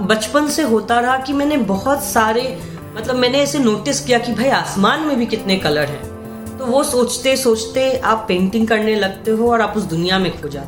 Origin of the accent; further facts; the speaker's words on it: Patna, Bihar, India; also born or lived in Buxar / Jamshedpur; मेरा बचपन पटना में बीता मेरी पूरी जिंदगी पटना में और एक छोटा सा शहर है बक्सर